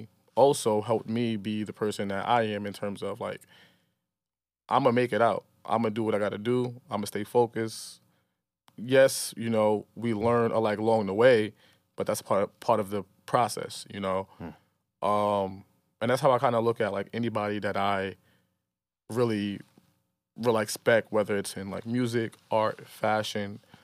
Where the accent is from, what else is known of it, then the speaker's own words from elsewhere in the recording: Brooklyn, New York, United States; I grew up in Farragut Projects, downtown Brooklyn, my whole life until I was like 19 years old, you know. But I also grew up in Marcy because my family lived there, my cousin, my aunt, my grandmother.